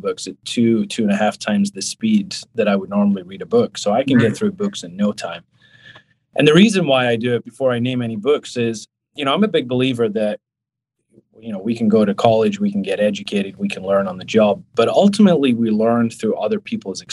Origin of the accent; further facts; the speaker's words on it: Scotland, United Kingdom; now in New York, United States; I'm from Scotland